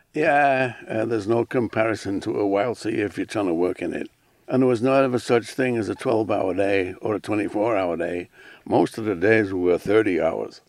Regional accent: Isle of Man; moved away as an adult; also born or lived in Alaska; I grew up on a Manx farm

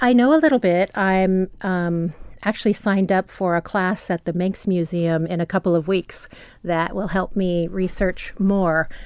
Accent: California, United States; moved away as an adult; I'm from California

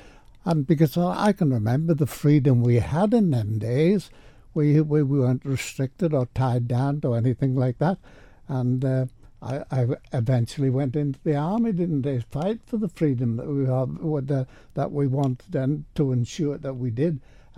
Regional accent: Sulby, Isle of Man; Well, There weren't a lot of boys or girls in the village, but there were enough of us to have a form little groups, and we used to enjoy ourselves.

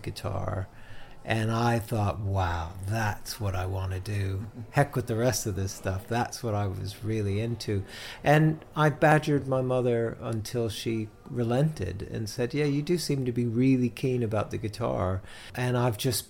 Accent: Georgia, United States; moved away as an adult; also born or lived in Boston; now in Cambridge, United Kingdom; I was born in Georgia in the USA, and then I moved to Boston when I was 18.

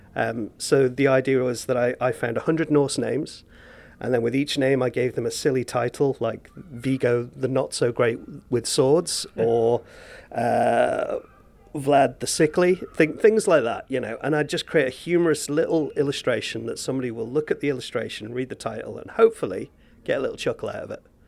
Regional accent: Castletown, Isle of Man; Like I grew up in Castletown. I'm from here originally

